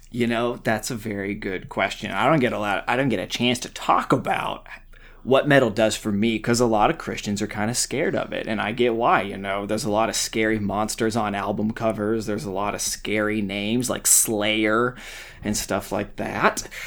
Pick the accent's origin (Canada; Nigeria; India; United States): United States; the Ozarks; I grew up in the Ozarks